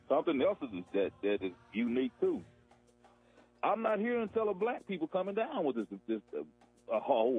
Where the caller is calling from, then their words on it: Mississippi, United States; I'm calling from Mississippi